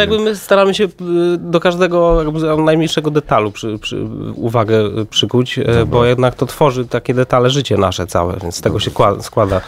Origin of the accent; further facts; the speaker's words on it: Warsaw, Masovian Voivodeship, Poland; ja się wychowałem na Starym Żoliborzu, tam 12 lat chodziłem do szkoły muzycznej